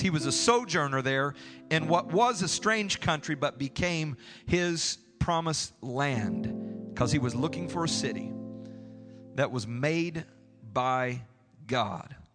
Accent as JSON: {"language": "English", "region": "Tennessee", "country": "United States", "said": "I'm from Tennessee."}